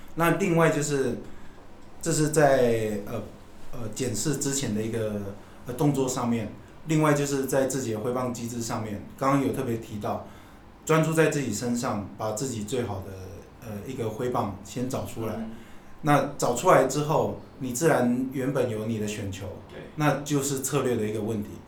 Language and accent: Chinese; southern Taiwan, Taiwan; 我们小时候在南部，对。所以南部家里有这种翁来